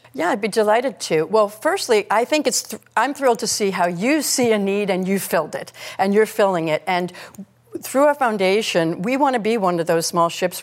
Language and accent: English; United States; as an American